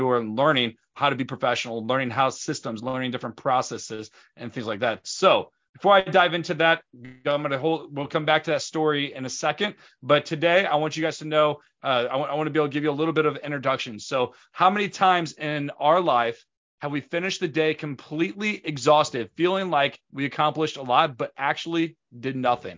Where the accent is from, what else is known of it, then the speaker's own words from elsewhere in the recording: St. Louis, Missouri, United States; We grew up in St. Louis